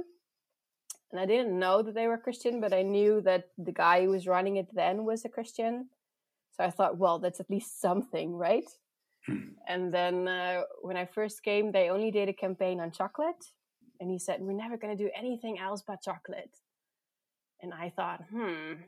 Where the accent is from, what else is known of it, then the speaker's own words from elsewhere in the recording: Netherlands; also born or lived in South Africa / Voorthuizen, Netherlands; I grew up in the Netherlands.